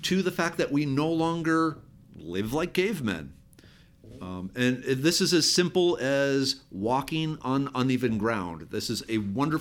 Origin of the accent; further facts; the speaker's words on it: Minnesota, United States; moved away as an adult; now in Texas, United States; I actually grew up in Minnesota. I did not move to Texas until 1997 after I finished grad school.